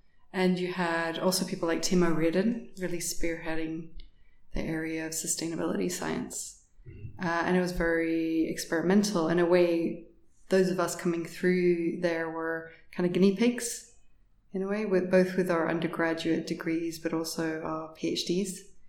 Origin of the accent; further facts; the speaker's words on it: United States; born there; also born or lived in United Kingdom; So I was actually born in the States. We moved around quite a bit, and I ended up in the UK for my undergraduate studies at the University of East Anglia